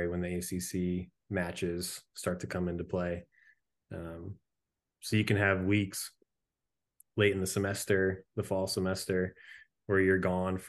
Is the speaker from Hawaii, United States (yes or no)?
no; central Connecticut, United States; moved away as an adult; I grew up in Connecticut